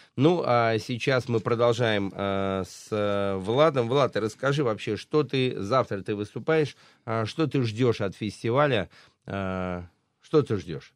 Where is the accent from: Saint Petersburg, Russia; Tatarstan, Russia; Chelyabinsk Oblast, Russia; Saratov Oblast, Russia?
Saratov Oblast, Russia; Saratov; из моего родного Э, Саратова, да. где я родился и прожил всю свою сознательную жизнь